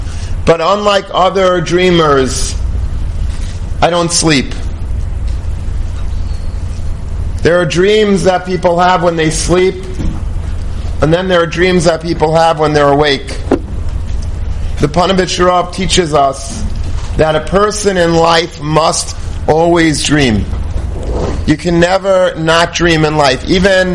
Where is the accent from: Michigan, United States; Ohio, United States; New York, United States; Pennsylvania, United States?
New York, United States; Long Beach; I grew up in Long Beach